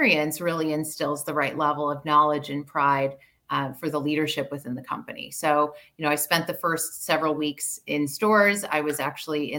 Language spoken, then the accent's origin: English; Chicago, Illinois, United States; now in Canada; I grew up in Chicago